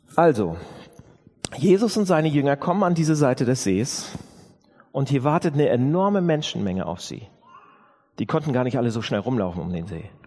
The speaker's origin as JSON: {"language": "German", "region": "Northern Germany", "country": "Germany", "said": "Wir sind ja Norddeutsche"}